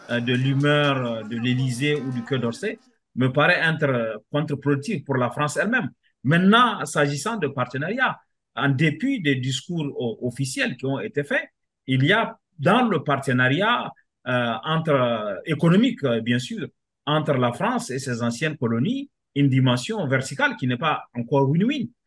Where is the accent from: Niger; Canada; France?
Niger; je ne parle pas en tant que Nigérien, mais je parle en tant que quelqu'un qui a travaillé sur la matière